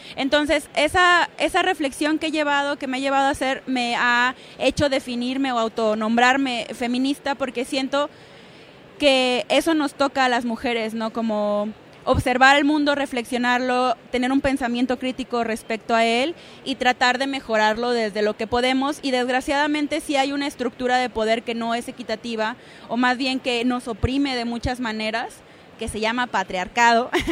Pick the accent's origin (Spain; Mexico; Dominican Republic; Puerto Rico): Mexico; somos todas mexicanas, pero todas internacionales